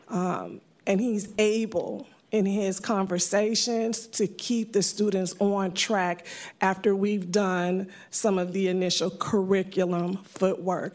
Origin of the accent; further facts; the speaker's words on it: San Francisco, California, United States; I am a native San Franciscan I grew up in the Fillmore District